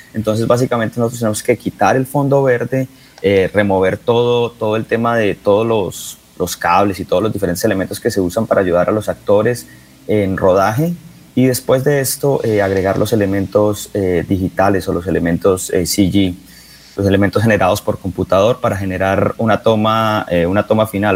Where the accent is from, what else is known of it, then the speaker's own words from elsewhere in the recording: Bucaramanga, Santander, Colombia; moved away as an adult; also born or lived in San Francisco; now in New York, United States; yo soy de Bucaramanga, yo nací en la Clínica Comuneros